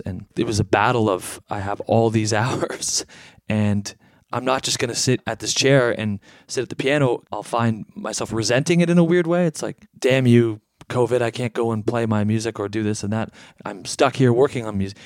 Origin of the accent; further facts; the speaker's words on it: Canada; As a Canadian kid